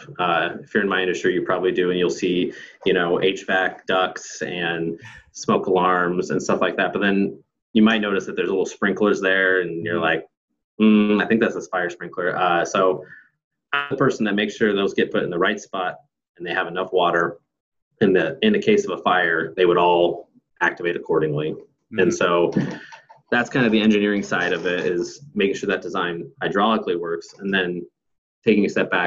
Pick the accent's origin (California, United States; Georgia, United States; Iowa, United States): Iowa, United States; Northern; moved away as an adult; now in Portland, United States; started off growing up in Northern Iowa, just like your host, Ryan